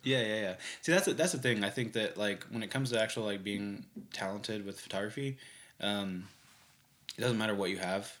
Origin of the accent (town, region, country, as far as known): Bartlesville, Oklahoma, United States; born or raised there; also born or lived in Tulsa, Oklahoma / Pittsburgh, Kansas / Clearwater, Florida; now in Oklahoma City, United States